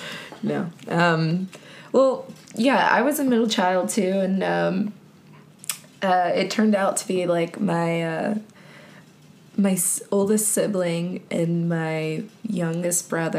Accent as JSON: {"language": "English", "town": "Warner Robins", "region": "Georgia", "country": "United States", "tie": "born or raised there", "moved": "yes", "lives_now": "Atlanta, United States", "said": "I didn't grow up in Atlanta. I grew up in Warner Robins, which is central Georgia."}